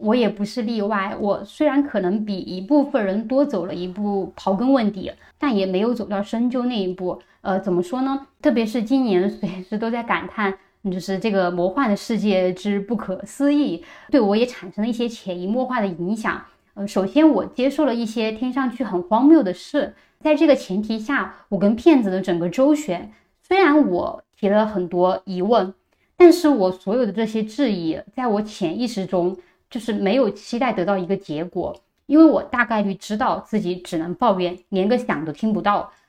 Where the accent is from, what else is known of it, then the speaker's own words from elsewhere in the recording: China; 从一开始说我非法入境北京，我一个中国人，中国护照，我进中国怎么就是非法入境了呢？